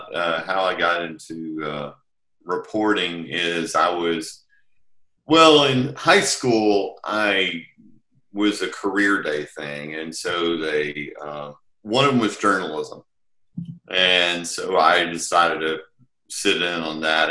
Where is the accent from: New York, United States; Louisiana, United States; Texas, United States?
Texas, United States; Texarkana; moved away as an adult; I'm from Texarkana, Texas originally